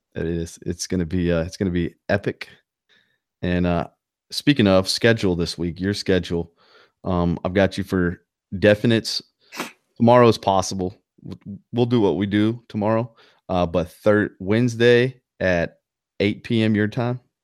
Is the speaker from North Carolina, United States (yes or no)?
yes; North Carolina, United States; accent: Southern twang; I'm from North Carolina and I have maybe a little Southern twang here and there